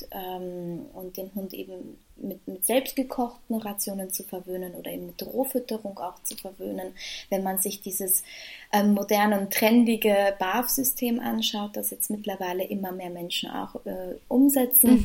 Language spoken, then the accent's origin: German; Vienna, Austria; Ich komme aus Wien, arbeite in meinem Beruf mittlerweile schon über drei Jahre